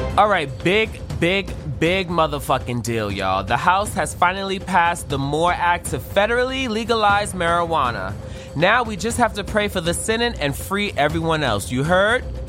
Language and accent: English; New York City, New York, United States; I'm from Brooklyn, New York like I've been in the Board of Education system for more than a decade